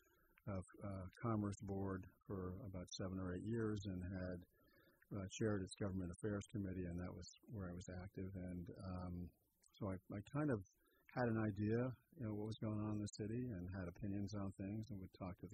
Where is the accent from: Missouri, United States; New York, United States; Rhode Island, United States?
New York, United States; Port Washington; moved away as an adult; also born or lived in San Francisco, California; now in Petaluma, United States; I'm born and raised in New York, Port Washington, New York.